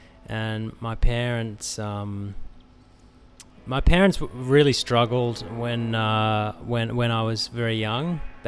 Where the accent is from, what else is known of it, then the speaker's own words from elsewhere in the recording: Australia; now in Los Angeles, United States; there's a lot of Australians in LA, and Australians seem to have a good reputation at the moment anyway in LA. We haven't quite worn out our welcome.